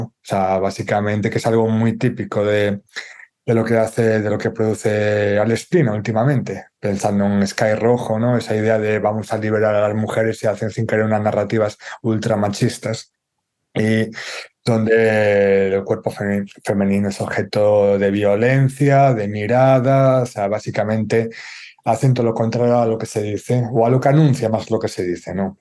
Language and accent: Spanish; Galicia, Spain; como gallego